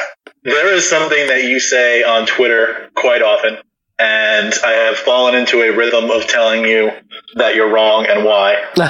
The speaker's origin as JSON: {"language": "English", "region": "New York", "country": "United States", "said": "I'm from New York"}